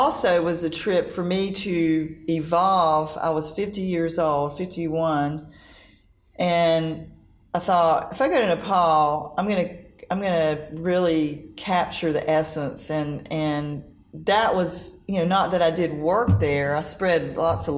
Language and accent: English; North Carolina, United States; I'm from North Carolina. We don't do snow